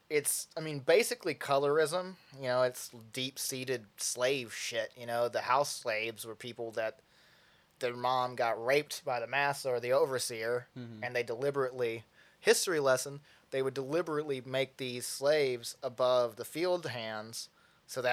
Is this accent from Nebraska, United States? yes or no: no; McMinnville, Tennessee, United States; It's whiter than my hometown. I'm from a place called McMinnville, Tennessee.